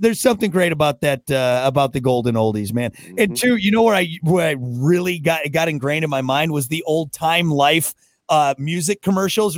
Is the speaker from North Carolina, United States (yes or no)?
no; just outside of Madison, Wisconsin, United States; moved away; where I grew up just outside of Madison